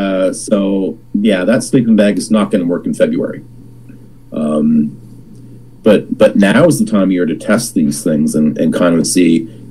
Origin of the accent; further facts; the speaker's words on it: Nova Scotia, Canada; born and raised in Nova Scotia